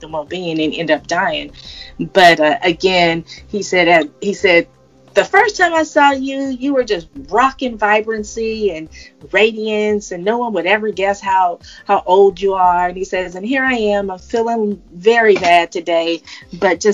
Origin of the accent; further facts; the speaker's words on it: California, United States; my home state of California